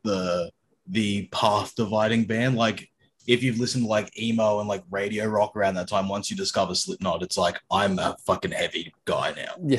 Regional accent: Sydney, New South Wales, Australia; I grew up in Sydney

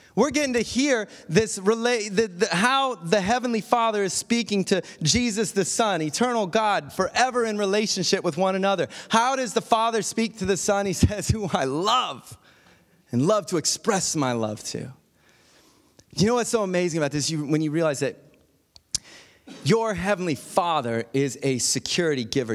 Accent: Akron, Ohio, United States; moved away as an adult; also born or lived in Tallmadge, Ohio / Indiana / New York / Perth, Australia; "Are you from Akron, Ohio?" That's where I was born.

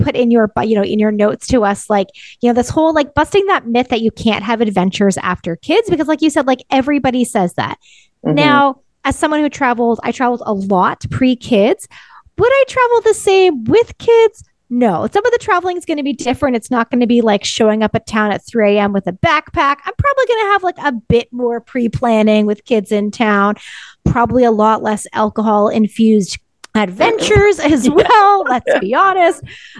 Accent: Ontario, Canada; now in British Columbia, Canada; I'm from Ontario

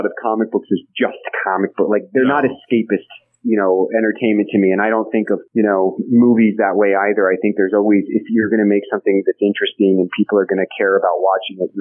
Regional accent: Kansas City, United States; growing up in Kansas City

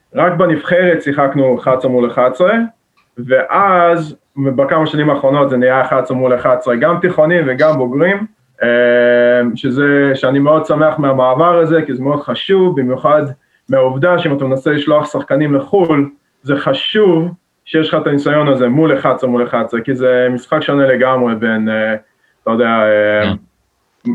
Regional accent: Jerusalem, Jerusalem District, Israel; moved away as an adult; now in Massachusetts, United States; אני נולדתי וגדלתי בירושלים

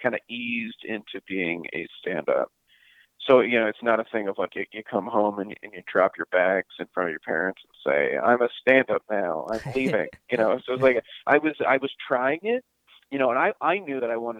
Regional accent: Pittsburgh, Pennsylvania, United States; I grew up in Pittsburgh, Pennsylvania, in a non-entertainment family

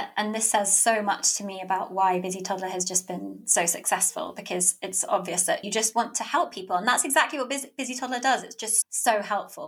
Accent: Birmingham, West Midlands, United Kingdom; moved away as an adult; now in London, United Kingdom; back up in my hometown of Birmingham

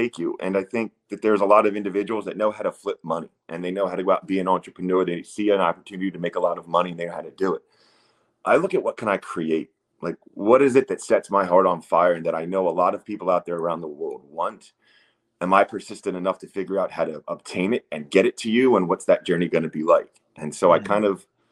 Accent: Wilmington, Delaware, United States; moved away; I'm a 6'7" dude who grew up in Wilmington, Delaware, on the East Coast

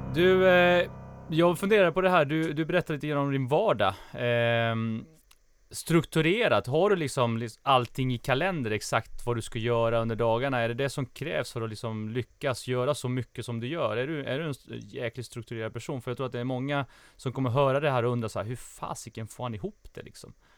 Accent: Småland, Sweden; jag växte upp i, i Småland

